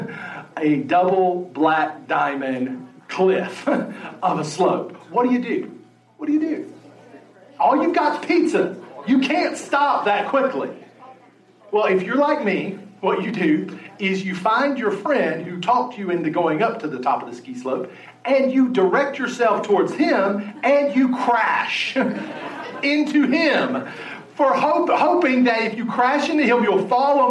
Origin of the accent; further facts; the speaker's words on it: West Virginia, United States; moved away; I grew up in West Virginia